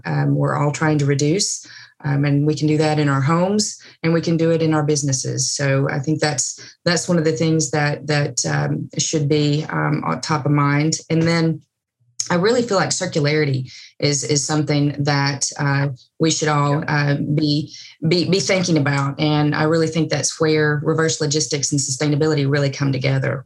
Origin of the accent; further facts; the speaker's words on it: East Tennessee, United States; moved away; I am from East Tennessee, so I'm in the foothills of the Smoky Mountains